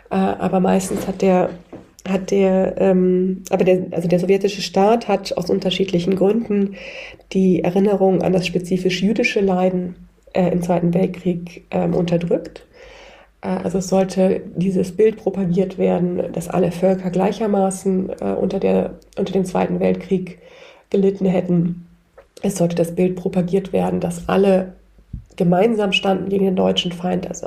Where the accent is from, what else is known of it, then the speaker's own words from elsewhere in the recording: Ukraine; wir müssen äh, das, das jüdische Andenken unterstützen als Ukrainer und Ukrainerinnen. Auch wir sind eine, ein Volk, das um seine Eigenständigkeit, um seine Sichtbarkeit kämpfen muss.